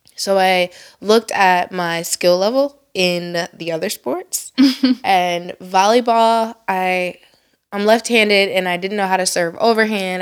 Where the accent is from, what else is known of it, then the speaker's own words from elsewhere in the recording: Elyria, Ohio, United States; I was born and raised in Elyria, Ohio